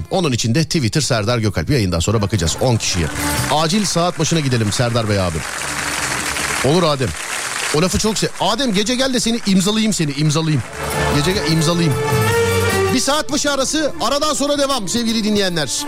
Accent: Istanbul, Turkey; İstanbul'dan. Neresinden? Ümraniye.

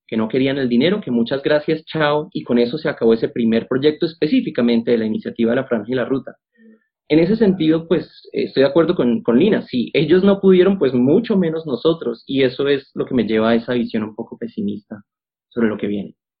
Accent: Colombia; acá en Colombia como colombianos y colombianas

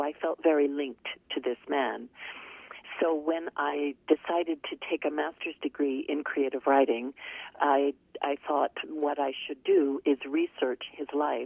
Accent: Canada; I grew up in Canada, but every summer we would visit New York

